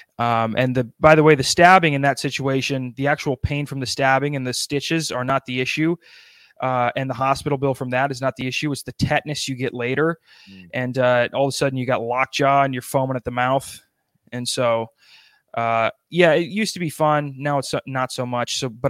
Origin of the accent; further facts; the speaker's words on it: South Dakota, United States; now in New Jersey, United States; I live in New Jersey. I'm from South Dakota.